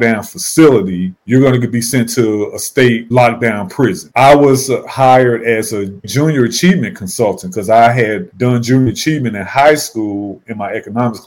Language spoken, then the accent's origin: English; St. Louis, Missouri, United States; moved away as an adult; now in Charlotte, United States; I live in Charlotte now, but I grew up and was born and raised in St. Louis